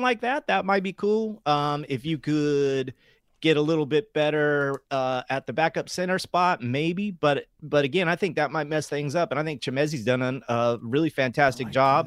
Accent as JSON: {"language": "English", "town": "Sacramento", "region": "California", "country": "United States", "tie": "born or raised there", "said": "growing up in South Sacramento"}